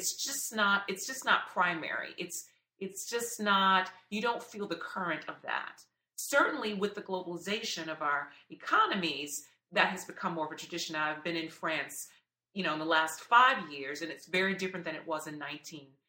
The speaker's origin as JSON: {"language": "English", "country": "United States", "said": "being an American"}